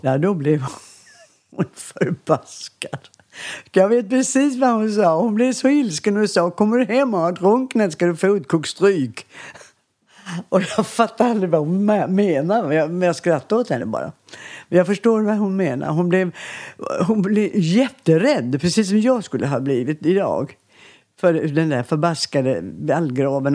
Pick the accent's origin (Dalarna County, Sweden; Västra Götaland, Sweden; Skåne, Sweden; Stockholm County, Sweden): Skåne, Sweden; Landskrona; accent: Scanian; moved away; also born or lived in Borstahusen; bodde vi ju i Landskrona och flyttade till ett barnrike hus